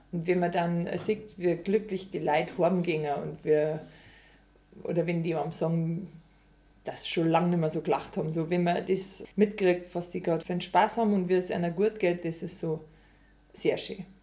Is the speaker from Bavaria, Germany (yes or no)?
yes; Überacker, Bavaria, Germany; now in Altomünster, Germany; ich bin äh, Musikkabarettistin und ich komme aus Überacker, jetzt wohne ich in Altomünster.